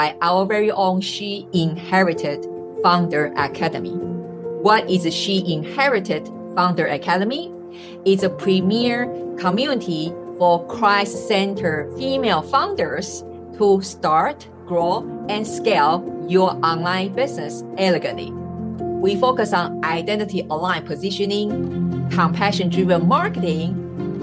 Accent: Taiwan; moved away; also born or lived in Switzerland; I'm originally from Taiwan. And I was born and raised

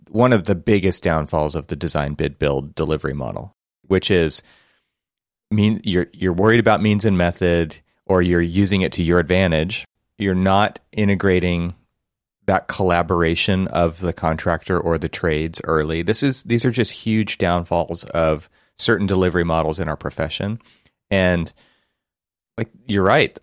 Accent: Los Angeles, California, United States; born or raised there

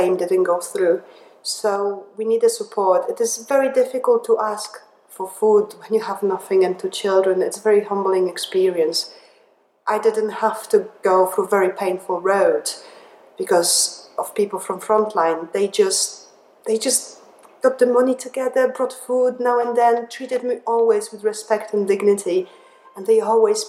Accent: Poland; English is a second language; moved away as an adult; also born or lived in England; now in Liverpool, United Kingdom; I was born in Poland when I spent 20 years of my life. I moved to England

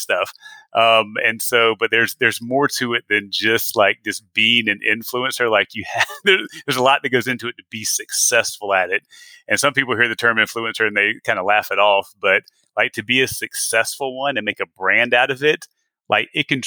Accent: South Carolina, United States; moved away as an adult; also born or lived in Atlanta, Georgia / Texas; I'm born and raised in South Carolina

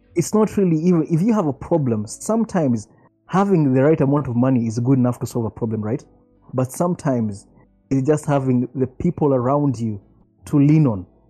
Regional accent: Nairobi, Kenya; my neighbors growing up in Karen

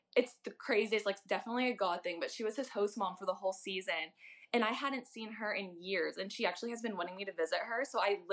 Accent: St. Louis, Missouri, United States; I'm from St. Louis

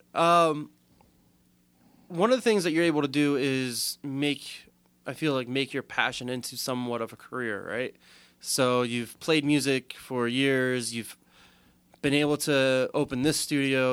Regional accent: Southern Maryland, United States; we're both from Southern Maryland

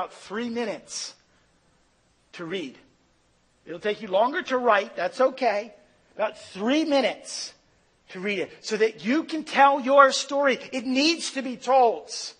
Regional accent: Philadelphia, Pennsylvania, United States; I was born in Philadelphia

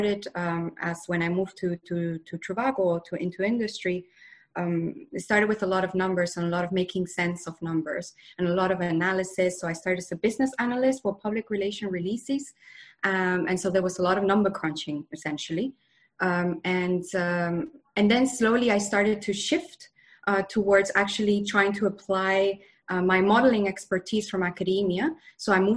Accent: Spain; moved away as an adult; also born or lived in Bath, United Kingdom; I come from Spain originally, and I moved to the UK to study at university.

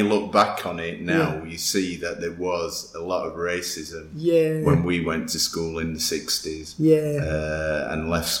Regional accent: Sheffield, Yorkshire and the Humber, United Kingdom; Right here on Burngreef Road.

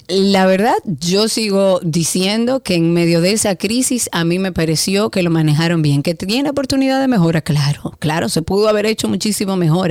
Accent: Dominican Republic; yo me siento más dominicana que nunca

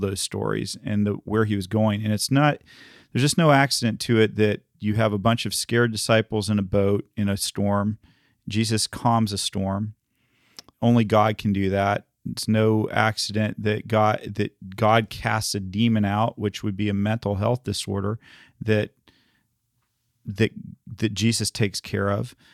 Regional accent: the South, United States; I grew up in the South

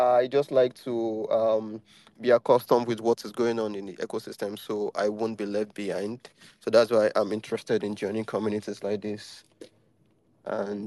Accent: Nigeria; I'm from Nigeria

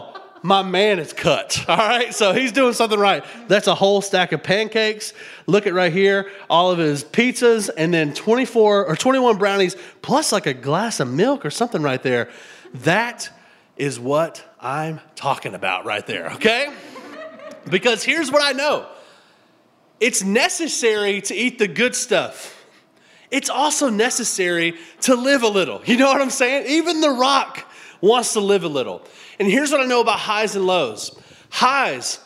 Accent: Tennessee, United States; also born or lived in South Florida; Now, we grew up in Tennessee, my wife and I, and we were used to having seasons.

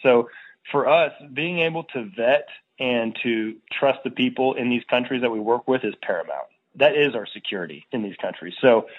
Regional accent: Virginia, United States; In my hometown here in Virginia, they say the same thing.

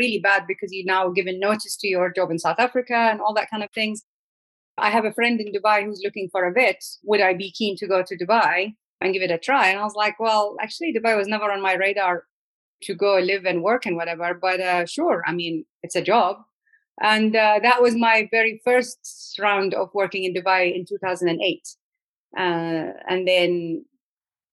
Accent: Iraq; I was born and raised in Iraq

